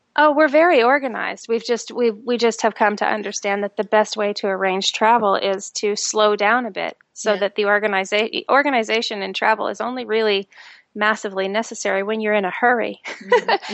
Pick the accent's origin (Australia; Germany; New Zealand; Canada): Canada; moved away; also born or lived in United States; I'm Canadian, so I, I'm an expat to America anyway